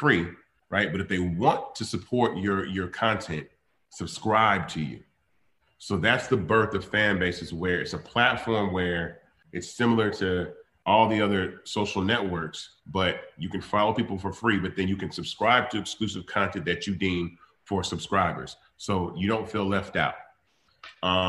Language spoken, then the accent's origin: English; Memphis, Tennessee, United States; I was born in Memphis